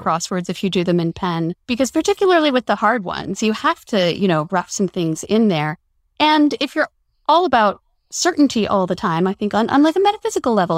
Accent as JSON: {"language": "English", "town": "Denver", "region": "Colorado", "country": "United States", "tie": "born or raised there", "said": "I grew up in Denver"}